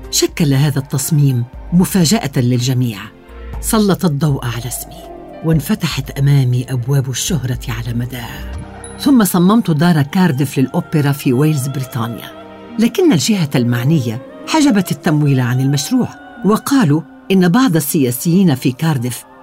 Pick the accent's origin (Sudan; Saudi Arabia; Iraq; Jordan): Iraq; now in London, United Kingdom; دائما اجيبهم انا عربيه عراقيه لكنني اعيش في لندن اعتبر نفسي من سكان لندن لكن ذكرياتي في العراق لم تغادرني يوما وانا فخوره لكوني عربيه